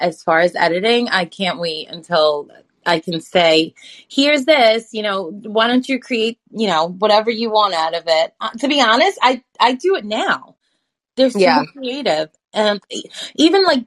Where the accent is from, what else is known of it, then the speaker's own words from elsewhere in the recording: New York City, New York, United States; I am a New Yorker, like a native New Yorker, I was born in Brooklyn